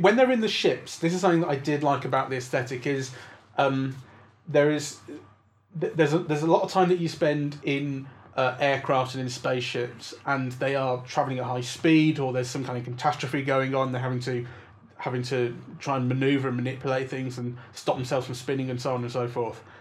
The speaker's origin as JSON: {"language": "English", "region": "England", "country": "United Kingdom", "said": "as an English person"}